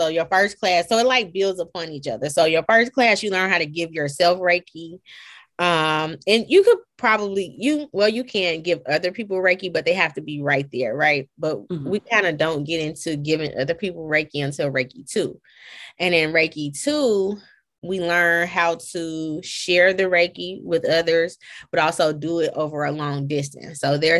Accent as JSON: {"language": "English", "town": "Chicago", "region": "Illinois", "country": "United States", "said": "I'm from Chicago, so I'm like, man, this ain't Atlanta food is nothing like back home."}